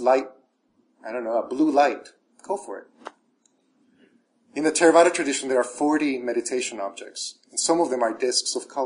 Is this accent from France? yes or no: no; El Salvador; moved away; I was raised Catholic in El Salvador